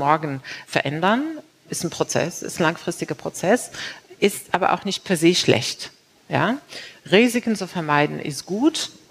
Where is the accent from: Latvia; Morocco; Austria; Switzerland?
Morocco; born there; also born or lived in China; nicht nur als Frau, sondern als gebürtige Marokkanerin, die natürlich auch überall äh, gelebt hat.